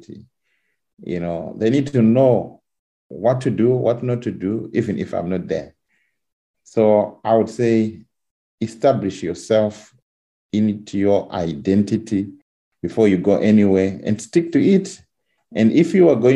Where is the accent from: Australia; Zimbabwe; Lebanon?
Zimbabwe; moved away as an adult; now in England; I'm coming from Zimbabwe where the membership I think is over 1 million Seventh-day Adventists.